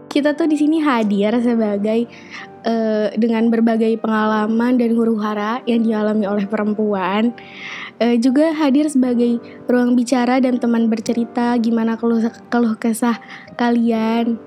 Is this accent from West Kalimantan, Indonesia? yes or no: no; Jakarta, Indonesia; moved away as an adult; now in Sudan; gue dari Jakarta